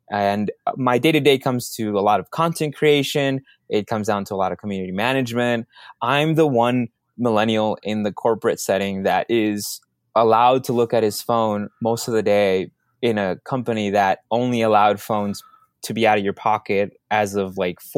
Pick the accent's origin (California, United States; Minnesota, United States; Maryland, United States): Minnesota, United States; Minneapolis; Um, I grew up in Minneapolis, so I don't have the heavy Minnesota uh, personality that some of my friends have who um, were from outside the city.